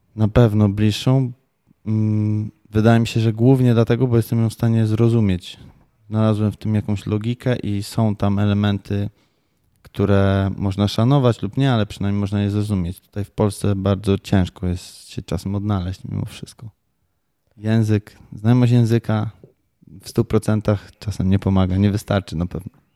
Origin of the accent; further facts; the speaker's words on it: Tricity, Pomeranian Voivodeship, Poland; moved away as an adult; also born or lived in Japan / Kraków; Ja jestem z Trumiasta